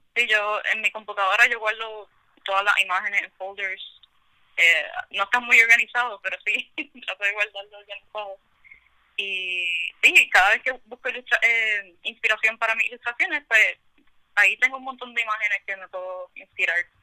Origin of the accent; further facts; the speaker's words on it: San Juan, Puerto Rico; now in Carolina, Puerto Rico; originalmente no soy de Carolina, soy más de San Juan. Ahora, recientemente que me mudé para Carolina